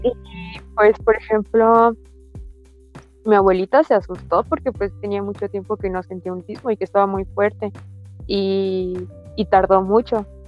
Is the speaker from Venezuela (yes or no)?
no; Tapachula, Chiapas, Mexico; moved away; soy de Tapachula